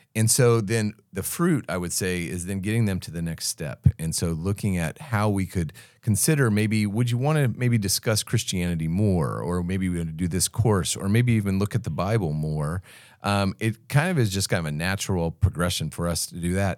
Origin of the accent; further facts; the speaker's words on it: United States; accent: American; now in Australia; I still sound very American